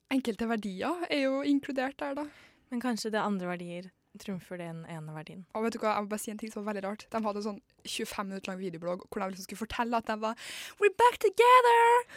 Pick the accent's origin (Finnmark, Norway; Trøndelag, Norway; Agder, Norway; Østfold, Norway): Trøndelag, Norway; ja, men jeg er jo trønder, da.